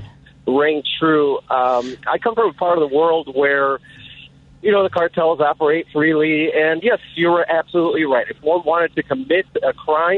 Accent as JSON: {"language": "English", "town": "Chicago", "region": "Illinois", "country": "United States", "said": "I'm from Chicago"}